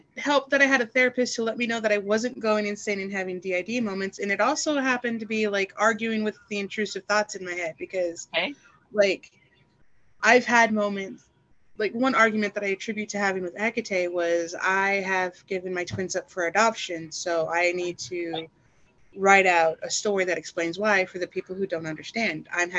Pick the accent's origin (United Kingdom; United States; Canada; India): United States; the South; I was raised in the South by a former military father, and I was a trucker.